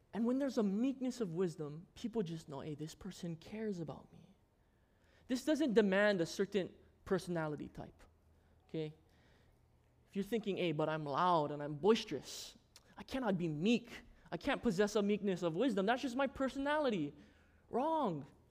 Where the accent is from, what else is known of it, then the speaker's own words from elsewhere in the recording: Maui, Hawaii, United States; also born or lived in Lanai, Hawaii; When I moved to Maui, I was five years old